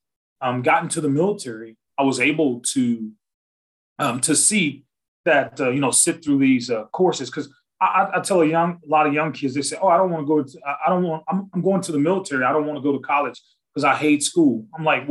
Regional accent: West Monroe, Louisiana, United States; moved away; where I'm from, where the Duck Dynasties guys are in West Monroe, Louisiana. That's my hometown

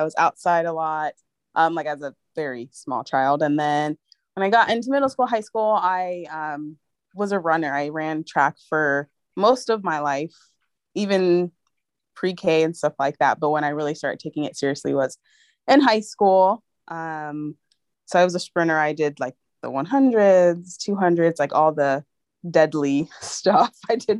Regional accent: San Diego, California, United States; now in Los Angeles, United States; I am originally from San Diego

